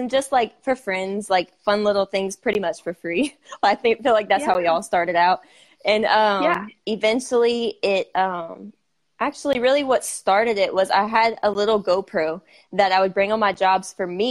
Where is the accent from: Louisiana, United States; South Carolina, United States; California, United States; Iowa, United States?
Louisiana, United States; South; I'm from South Louisiana.